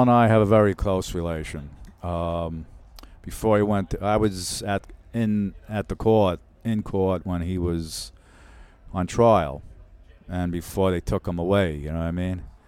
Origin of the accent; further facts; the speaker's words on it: Brooklyn, New York, United States; living in Brooklyn, growing up in Brooklyn